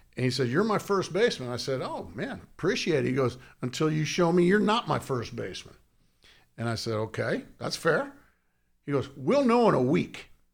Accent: Southern California, United States; I grew up in Southern California

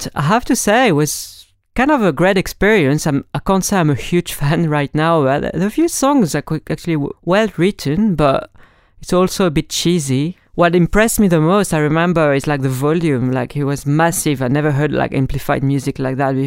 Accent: France; accent: French; English is a second language; moved away; As you may notice with my accent, I'm French

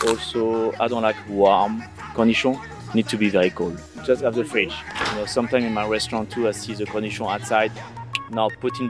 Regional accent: Burgundy, Bourgogne-Franche-Comté, France; English is a second language; moved away as an adult; now in Los Angeles, United States; I grew up with cornichons. In my country, in Burgundy, we have a lot of cornichons.

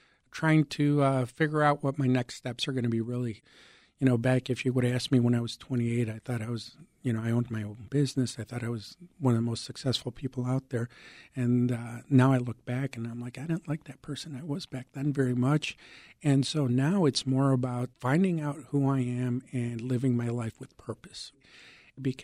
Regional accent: Chicago, Illinois, United States; English is a second language; also born or lived in Mexico; I came from Mexico. I was 6 years old living in the Lakeview and Ravenswood Manor neighborhoods here in Chicago. I didn't speak English

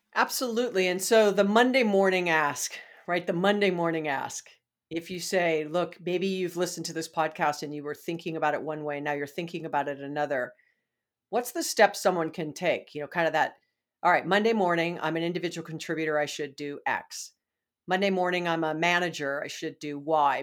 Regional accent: Hawaii, United States; moved away; I'm from Hawaii

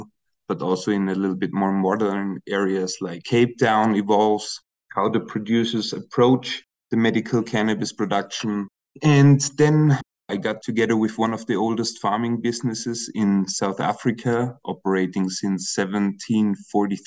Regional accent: Austria; I'm originally from Austria

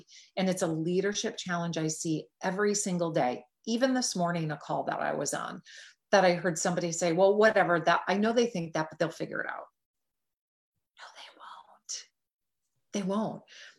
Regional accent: Midwest, United States; And the fact that I was raised in the Midwest, where Midwesterners have generally a very strong work ethic and we're very generally stoic, right?

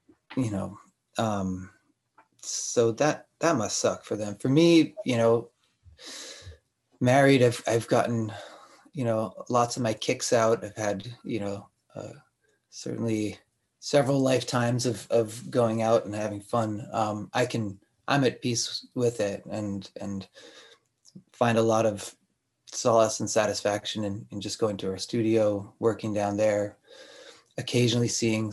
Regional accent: Rhode Island, United States; now in Montreal, Canada; I grew up in Rhode Island where it's wet.

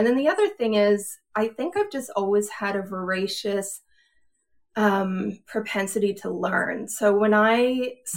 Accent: Edmonton, Alberta, Canada; moved away as an adult; now in Pennsylvania, United States; I grew up in Edmonton, in Alberta

